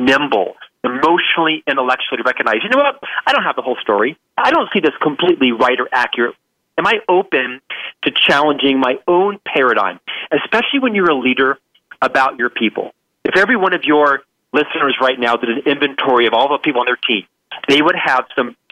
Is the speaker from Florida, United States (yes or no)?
yes; Orlando, Florida, United States; I was raised in the East Coast. I'm from Orlando, Florida, middle-class parents